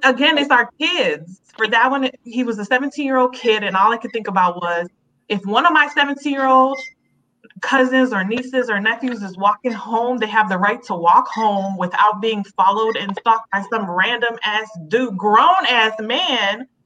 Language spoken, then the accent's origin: English; Chicago, Illinois, United States; Gage Park, the area we grew up in in Chicago